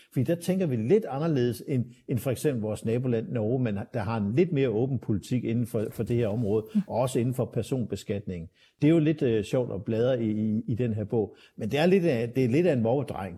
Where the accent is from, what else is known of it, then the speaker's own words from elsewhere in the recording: Aarhus, Central Denmark Region, Denmark; tilbage i min barndom i, i i 60'erne og 70'erne, øh, så kunne øh, min far kigge i vejviseren fra Åbihøj, hvor jeg kommer fra